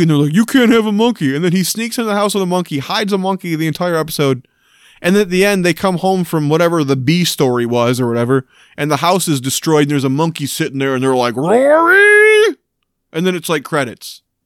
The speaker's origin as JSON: {"language": "English", "region": "Michigan", "country": "United States", "tie": "born or raised there", "said": "Michigan, my, my home state here"}